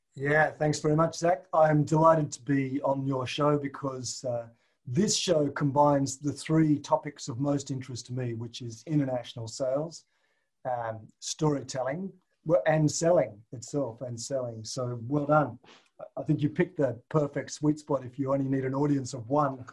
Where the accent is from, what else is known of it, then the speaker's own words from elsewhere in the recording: Tasmania, Australia; moved away as an adult; I grew up in Tasmania, which is an island oh. to the south of Australia.